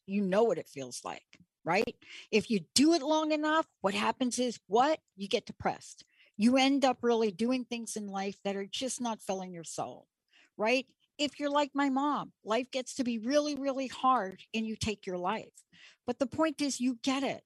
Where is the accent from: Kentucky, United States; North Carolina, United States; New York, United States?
New York, United States; growing up in New York and Stonewall